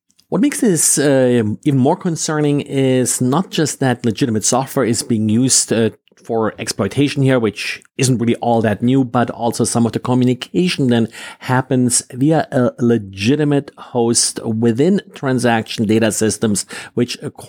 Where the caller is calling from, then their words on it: Jacksonville, Florida, United States; today I'm recording from Jacksonville, Florida.